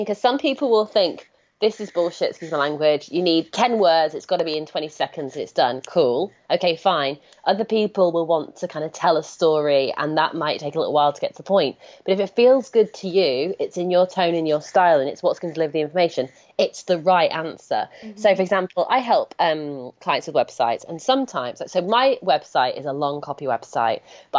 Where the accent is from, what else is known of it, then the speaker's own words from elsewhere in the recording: United Kingdom; I'm British